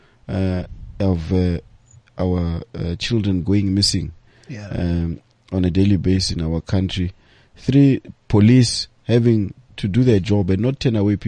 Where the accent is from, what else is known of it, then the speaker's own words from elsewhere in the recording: Mamelodi, Gauteng, South Africa; We are fortunately originally from Mamelodi ourselves